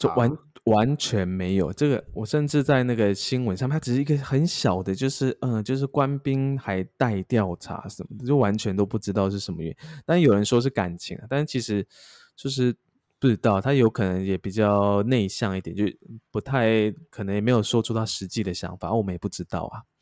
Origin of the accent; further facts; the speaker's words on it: Taichung, Taiwan; 我是海军嘛，然后而且因为海军又比较衰，因为我是台中人